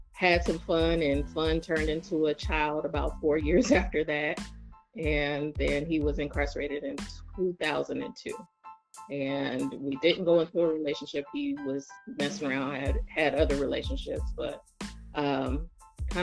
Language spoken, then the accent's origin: English; Oakland, California, United States; I'm originally from California, from Oakland